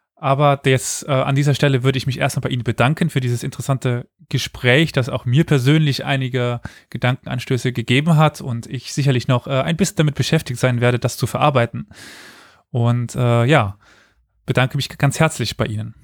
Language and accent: German; Germany; ich komme aus Deutschland, aus einer Region, wo das nicht das Problem war